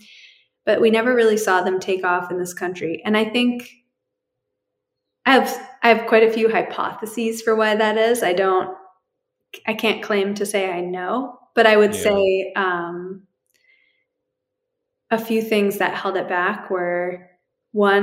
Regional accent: New Hampshire, United States; moved away; also born or lived in Bay Area, California; I grew up in New Hampshire

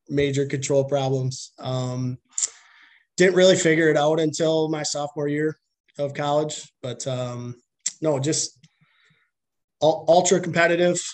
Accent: Milton, Wisconsin, United States; I'm from Milton, uh, born and raised. I actually grew up on a, a dairy farm outside of Milton, so kind of between Milton and Whitewater

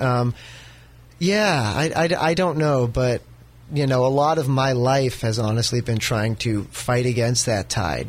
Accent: North Bay, California, United States; where I come from. I'm from the North Bay.

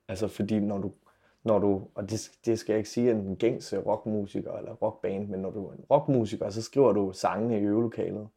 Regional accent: Silkeborg, Central Denmark Region, Denmark; now in Aarhus, Denmark; min hjemby Silkeborg

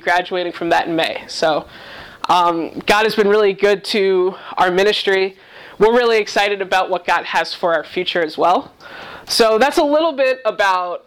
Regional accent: New York, United States; moved away as an adult; also born or lived in Massachusetts; now in Cleveland, United States; I was born and raised in New York

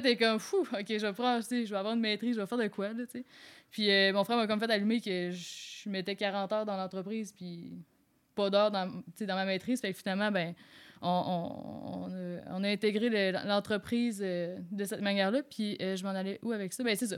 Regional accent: Quebec, Canada; moved away as an adult; now in Quebec City, Canada; je suis originaire du Lac-Saint-Jean

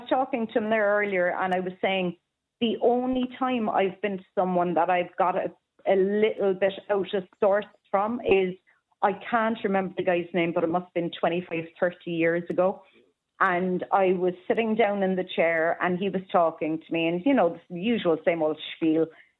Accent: Cork, County Cork, Ireland; I'm from Cork, boy.

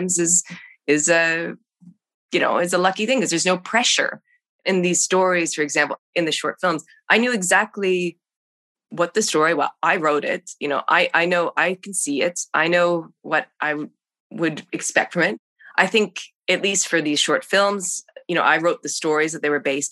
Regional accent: Canada; moved away; being Canadian, trying to get to the States

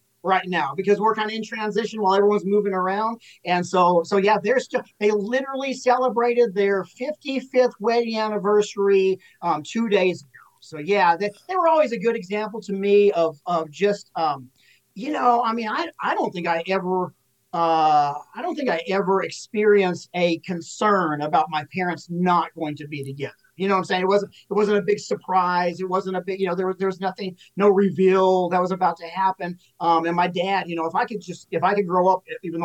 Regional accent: Little Rock, Arkansas, United States; also born or lived in Dallas, Texas; now in Ventura, United States; I was born there, and then immediately my parents shifted to Little Rock, Arkansas

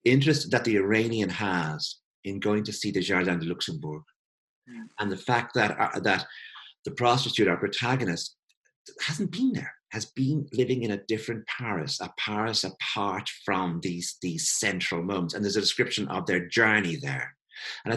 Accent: Ireland; I come from Ireland

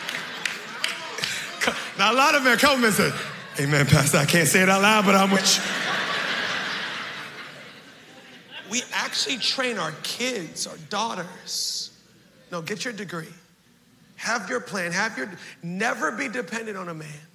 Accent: Baltimore, Maryland, United States; I'm from Baltimore. We know how to hustle. 13, I'm doing odds and ends. 14, I start cutting grass

